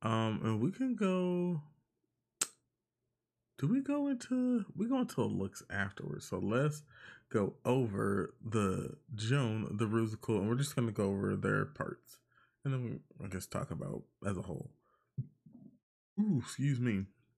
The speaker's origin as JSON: {"language": "English", "country": "Puerto Rico", "said": "I am from Puerto Rico."}